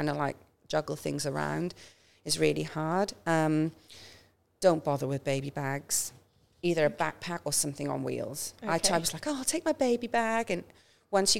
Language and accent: English; Welsh, Wales, United Kingdom; now in Australia; I'm Welsh